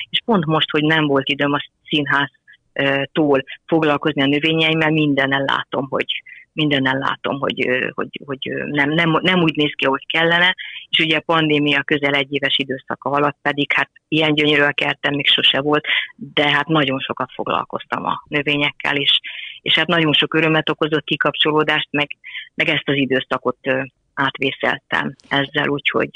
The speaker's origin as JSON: {"language": "Hungarian", "town": "Nagybajom", "region": "Somogy", "country": "Hungary", "moved": "yes", "lives_now": "Szentendre, Hungary", "said": "én is Somogyi vagyok, nagybajomi"}